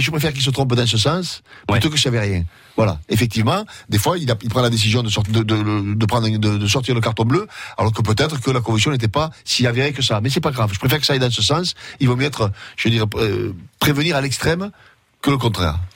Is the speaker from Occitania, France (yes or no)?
yes; Gaillac, Occitania, France; j'ai grandi à Gaillac